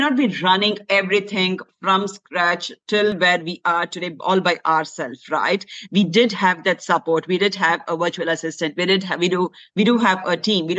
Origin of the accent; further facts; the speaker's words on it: India; moved away; Though I was raised in India, my parents were working.